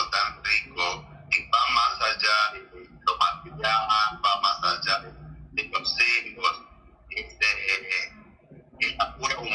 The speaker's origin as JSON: {"language": "Spanish", "country": "Argentina"}